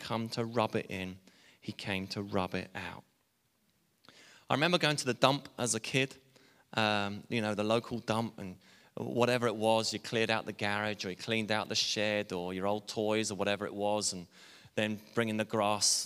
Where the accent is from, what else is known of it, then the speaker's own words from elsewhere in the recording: England, United Kingdom; I'm English